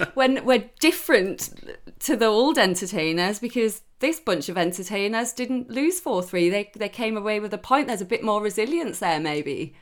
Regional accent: Newcastle, North East England, United Kingdom; moved away; I'm Geordie through and through

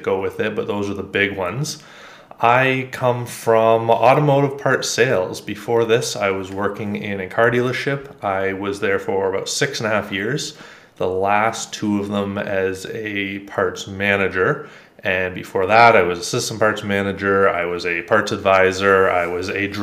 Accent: Ontario, Canada; I grew up just north of a small town, definitely not like in the suburbs, very rural area, pretty standard, what do they call it, the nuclear family. Okay. Went to school relatively close by, Canadian, by the way, north of Toronto, about an hour.

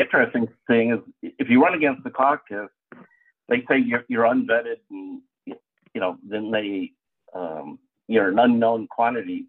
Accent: Lake Forest, Illinois, United States; I was uh, born and raised in Lake Forest. Went through Lake Forest public schools

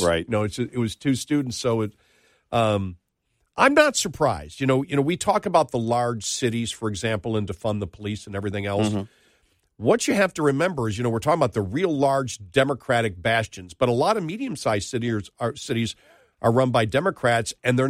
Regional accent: Buffalo, New York, United States; moved away; I know Buffalo. I'm from Buffalo. I'll be there again. You know, I've been gone for, since 97.

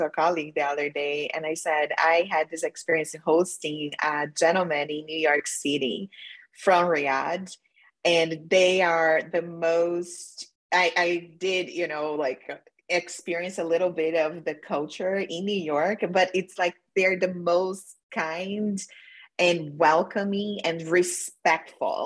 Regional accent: Brazil; I'm from Brazil

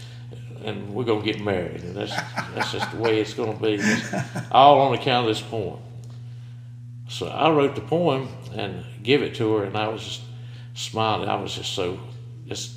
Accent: Shelby, North Carolina, United States; I grew up on North Washington Street over there in Shelby.

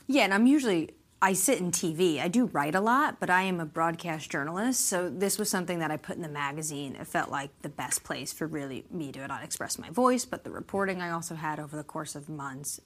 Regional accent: New York, United States; now in Washington, D.C., United States; I'm not even originally from Washington, I'm from New York

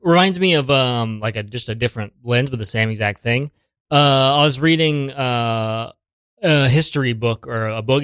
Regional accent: Springfield, Ohio, United States; now in New York City, United States; Springfield. It's like, uh, between Columbus and Dayton.

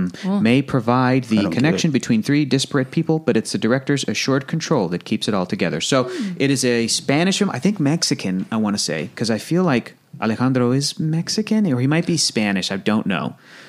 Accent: Australia; accent: Australian; Oi, are you calling out my Australian accent?

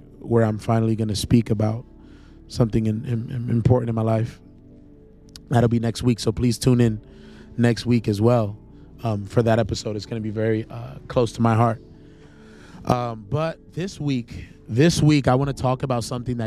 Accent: Charlotte, North Carolina, United States; also born or lived in New York City; I'm in Charlotte, North Carolina, my hometown where I grew up, where I spent the majority of my life.

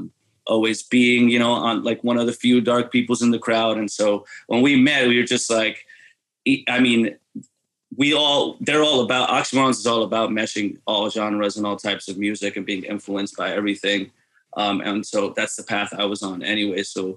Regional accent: New York City, New York, United States; also born or lived in Ridgewood, Queens; I was born in the Bronx and raised uptown. And I grew up in a very folkloric family from Dominican Republic.

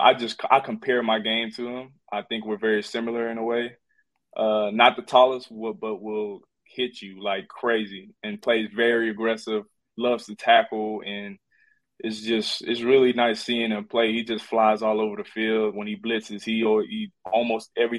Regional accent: Houston, Texas, United States; We in Houston, my hometown

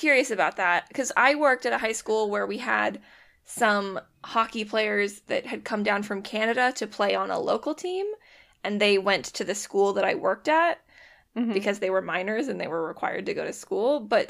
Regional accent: Seattle, Washington, United States; moved away; I'm from Seattle

